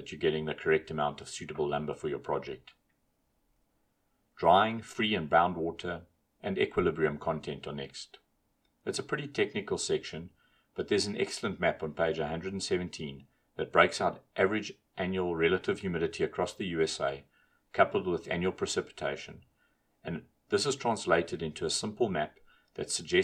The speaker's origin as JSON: {"language": "English", "country": "South Africa", "said": "as a South African"}